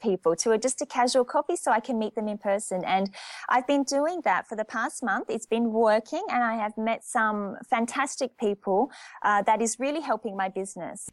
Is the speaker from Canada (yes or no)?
no; Australia; moved away as an adult; also born or lived in Japan / France; back in my home country, my culture, my language